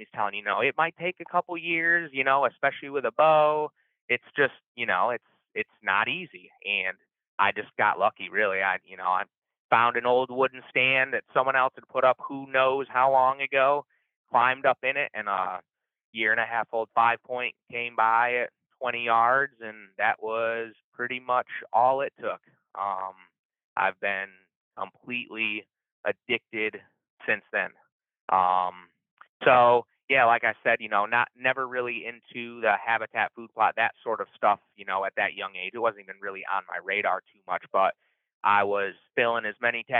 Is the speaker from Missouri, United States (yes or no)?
no; Finger Lakes area of upstate New York, United States; moved away as an adult; also born or lived in South Central Minnesota; now in Minnesota, United States; I grew up in the Finger Lakes area of upstate New York